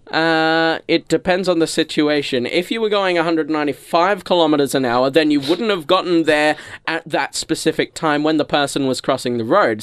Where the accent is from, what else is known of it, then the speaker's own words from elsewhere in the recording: Australia; I'm an Australian who lives on a vegetable farm